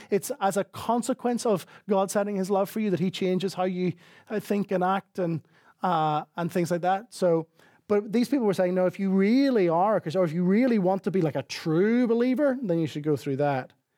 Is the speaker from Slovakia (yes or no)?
no; Northern Ireland, United Kingdom; accent: Northern Irish; moved away; my Northern Irish accent